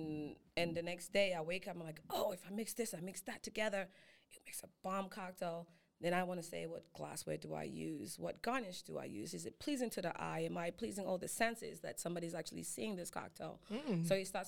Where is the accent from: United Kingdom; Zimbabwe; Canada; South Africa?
Zimbabwe; now in Atlanta, United States; I was born in Zimbabwe and I was groomed in Atlanta.